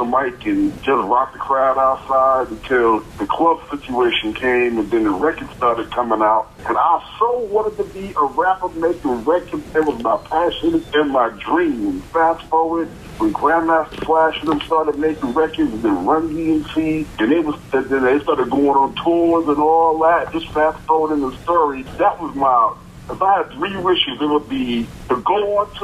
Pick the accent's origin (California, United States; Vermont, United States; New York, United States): New York, United States; New York City; I'm from New York, from Brooklyn